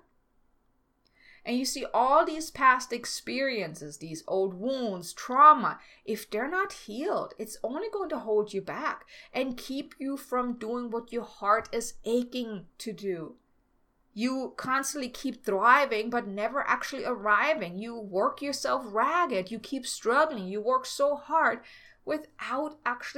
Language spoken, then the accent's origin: English; Germany; moved away; I'm from Germany